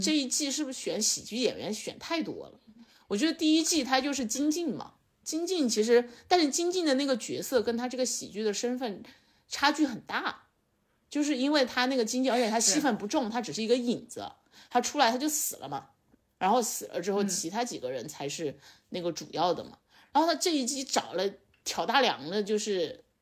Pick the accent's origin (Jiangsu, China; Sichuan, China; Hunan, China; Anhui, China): Sichuan, China; also born or lived in Beijing; now in Chengdu, China; 我的老家不是成都